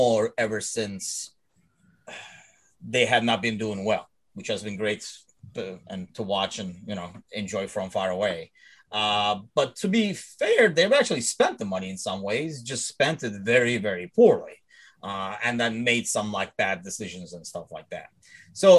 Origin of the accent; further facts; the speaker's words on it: Turkey; now in United States; I'm originally from Turkey.